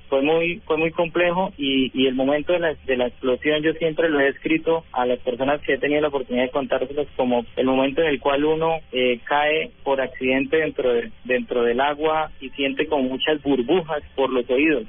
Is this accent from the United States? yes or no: no; Bucaramanga, Santander, Colombia; also born or lived in Bogotá; pedí traslado para mi ciudad natal, que es acá Bucaramanga